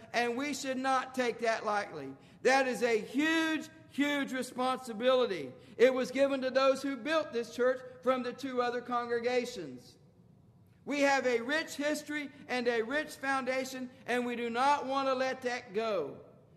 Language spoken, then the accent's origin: English; United States; being an American